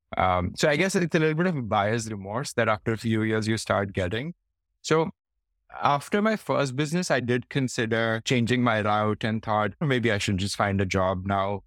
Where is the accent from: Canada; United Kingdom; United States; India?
India; Faridabad, Haryana; moved away as an adult; also born or lived in Delhi / Hyderabad; now in Singapore; I grew up in India in, uh, in a place called Faridabad